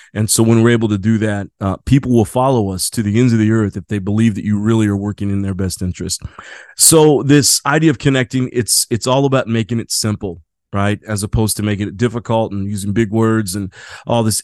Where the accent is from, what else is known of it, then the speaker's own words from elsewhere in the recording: Midwest, United States; now in San Diego, United States; living in San Diego, I'm from the Midwest